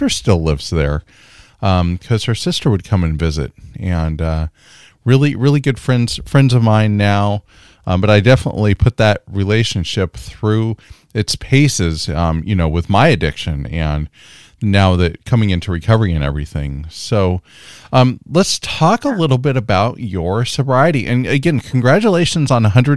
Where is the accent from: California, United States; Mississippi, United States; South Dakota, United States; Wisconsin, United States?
California, United States; I'm a California boy myself